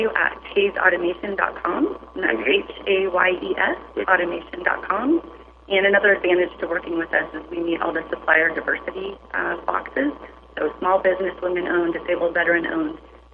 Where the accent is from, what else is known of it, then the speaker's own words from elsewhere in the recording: San Diego, California, United States; also born or lived in Houston, Texas; Decided to relocate back to my hometown, San Diego